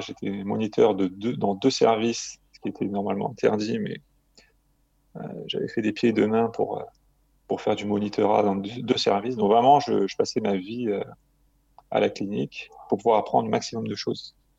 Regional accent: Marseille, Provence-Alpes-Côte d'Azur, France; j'ai grandi euh, à Marseille

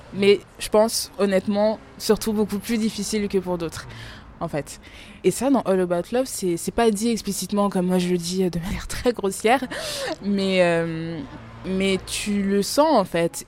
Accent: France; also born or lived in Democratic Republic of the Congo (ancestry); même si je suis née en France, je suis quand même originaire de la République démocratique du Congo

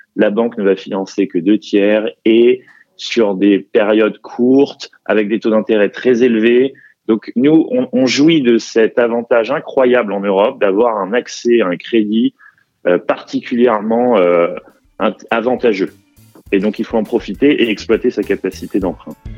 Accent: Paris, Île-de-France, France; je suis parisien

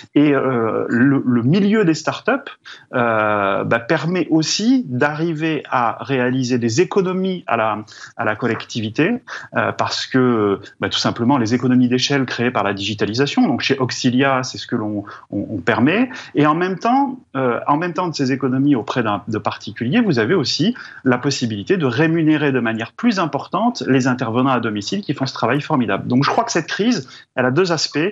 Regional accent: Drôme, Auvergne-Rhône-Alpes, France; moi je viens de la Drôme

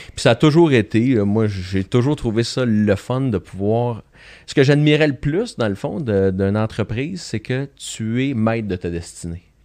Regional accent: Joliette, Quebec, Canada; un petit garçon de Joliette, euh, natif de Joliette. J'ai, fait mon école primaire secondaire à Joliette

